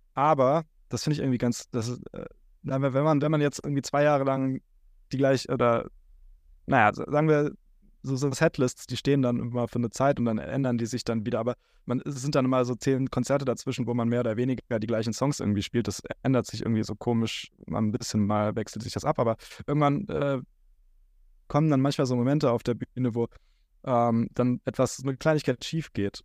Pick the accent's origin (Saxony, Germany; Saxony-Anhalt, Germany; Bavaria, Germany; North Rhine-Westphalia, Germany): North Rhine-Westphalia, Germany; Neuss; aus Neuss, aus meiner Heimatstadt